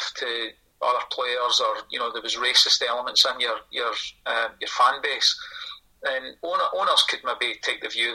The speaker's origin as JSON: {"language": "English", "town": "Kilmarnock", "region": "Scotland", "country": "United Kingdom", "tie": "born or raised there", "also_born_or_lived": "Glasgow", "said": "When my mum died when I was really young and my dad remarried, we moved from Glasgow to Kilmarnock"}